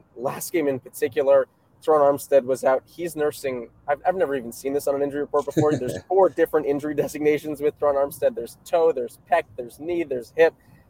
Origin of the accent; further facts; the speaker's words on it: South Florida, United States; now in North Carolina, United States; I'm from South Florida. My fiance is driving. Our families are from South Florida, so we were there for the holidays. We're driving back home to North Carolina now.